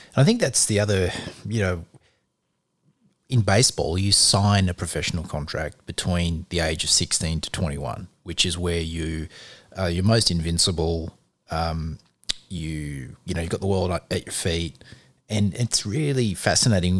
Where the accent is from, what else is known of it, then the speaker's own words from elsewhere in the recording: Australia; we're Australian